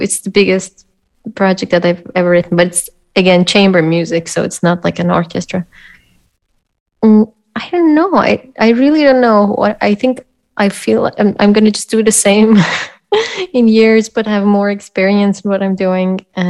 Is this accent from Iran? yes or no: yes; Iran; now in Austria; No, I'm from